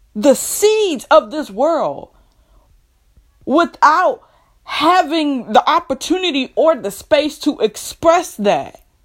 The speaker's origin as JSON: {"language": "English", "country": "United States", "tie": "born or raised there", "said": "I am a black woman here who was born and raised in America"}